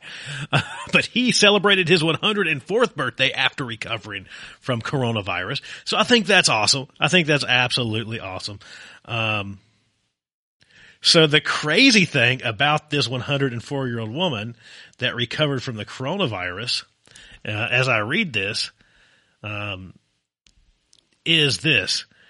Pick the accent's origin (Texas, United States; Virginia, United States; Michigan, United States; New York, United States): Virginia, United States; now in Arizona, United States; my home state of Virginia